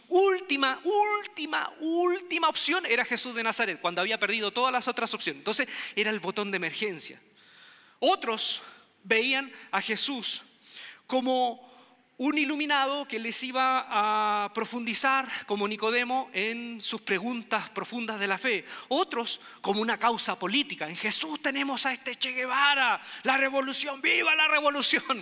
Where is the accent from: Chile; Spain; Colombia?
Chile; Quilpué, Valparaíso; moved away as an adult; yo venía de un pueblo olvidado, un pueblo pequeño, Quilpué se llama Quilpué, mi pueblo de nacimiento.